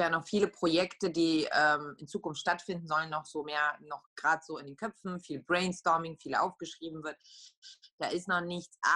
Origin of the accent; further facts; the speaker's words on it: Poland; accent: Polish; German is a second language; und dann habe ich halt so meinen polnischen Akzent noch dazugelegt